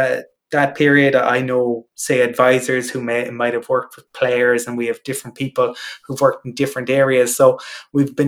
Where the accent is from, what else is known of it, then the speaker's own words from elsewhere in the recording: Cork, Munster, Ireland; now in Dublin, Ireland; I'm originally from Cork